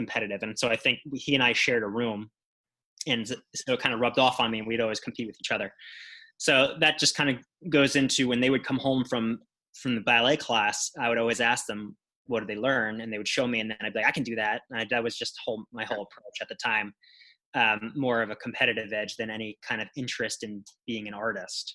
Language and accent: English; Long Island, New York, United States; I'm from Long Island